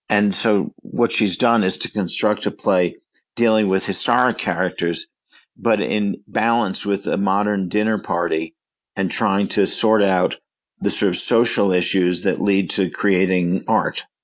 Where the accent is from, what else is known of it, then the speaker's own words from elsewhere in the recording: New York, United States; and I grew up in the New York area, and as a child was taken to a lot of Shakespeare.